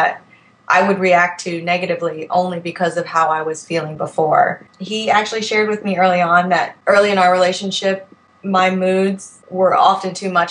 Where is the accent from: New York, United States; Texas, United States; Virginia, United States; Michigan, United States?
Virginia, United States; I'm 31 years old. I'm from Virginia